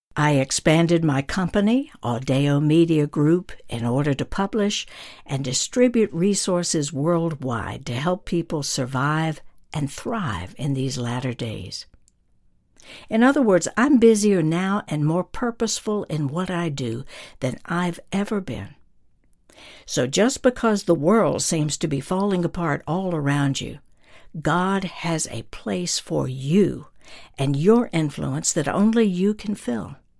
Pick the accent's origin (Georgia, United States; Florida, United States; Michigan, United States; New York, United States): Georgia, United States; North; moved away; my hometown in North Georgia